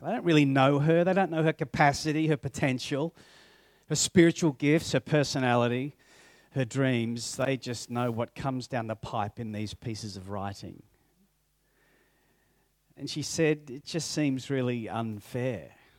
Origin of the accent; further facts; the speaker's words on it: Papua New Guinea; I grew up in Papua New Guinea, and so we only had books that my parents would give us